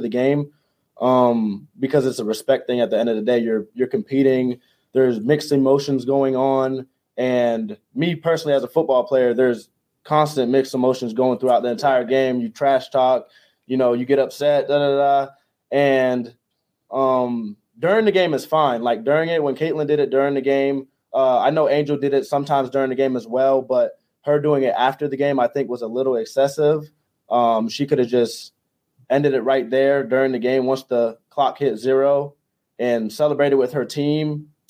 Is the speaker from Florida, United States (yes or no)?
yes; Jacksonville, Florida, United States; moved away as an adult; now in Charlottesville, United States; I'm from Jacksonville, Florida, um, from the beach